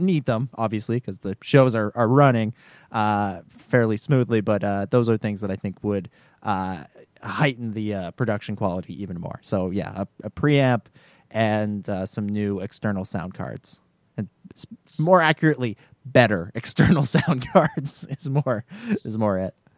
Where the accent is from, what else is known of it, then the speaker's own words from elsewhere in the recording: Canada; as a Canadian